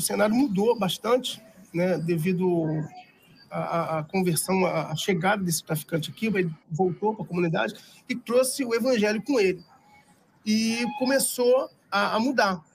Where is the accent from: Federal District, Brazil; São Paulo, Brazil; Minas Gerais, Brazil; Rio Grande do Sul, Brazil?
Minas Gerais, Brazil; Juiz de Fora; eu sou de Juiz de Fora, né? cidade mineira, coladinha no Rio, mas mineiro, sou, sou o cara mais mineiro que eu conheço.